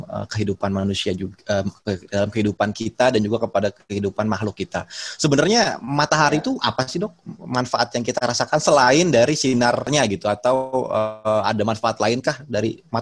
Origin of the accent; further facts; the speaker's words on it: West Java, Indonesia; Saya orang Sunda juga sebetulnya.